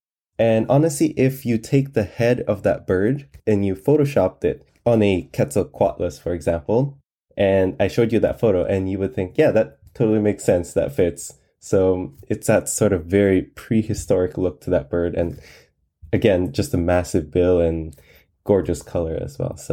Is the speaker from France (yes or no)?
no; Philippines; I grew up in the Philippines